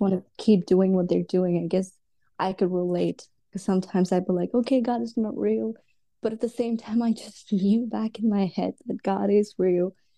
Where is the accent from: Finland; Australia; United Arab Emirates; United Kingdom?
United Arab Emirates; Dubai; also born or lived in India; now in United States; I was actually born in India, and then, uh, we moved to Dubai when I was, like, six or seven, and I was basically raised in Dubai